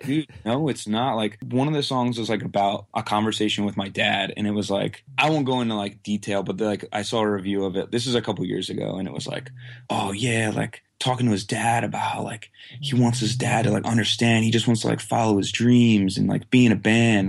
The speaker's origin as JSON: {"language": "English", "town": "Quakertown", "region": "Pennsylvania", "country": "United States", "tie": "born or raised there", "said": "I live in Quaker Town, Pennsylvania, which is like, basically within like a twenty mile radius of where I currently live my whole life"}